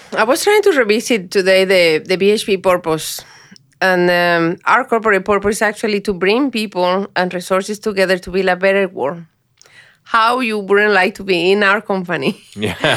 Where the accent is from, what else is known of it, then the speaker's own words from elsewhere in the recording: Colombia; English is a second language; moved away as an adult; now in Australia; I was a high performance employee back home, and I came here